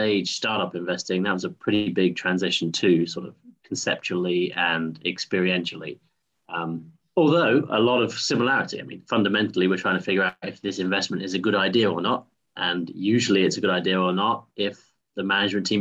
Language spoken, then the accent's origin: English; United Kingdom; moved away as an adult; also born or lived in New York; now in Greenville, United States; I'm not from the Carolinas originally. I am from just outside London